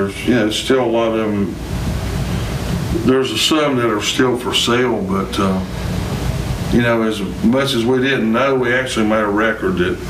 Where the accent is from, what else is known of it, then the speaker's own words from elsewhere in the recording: United States; I'm an American, man. This is my home, you know.